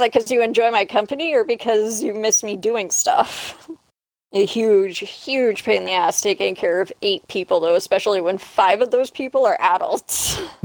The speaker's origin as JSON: {"language": "English", "country": "Canada", "said": "No, I'm Canadian."}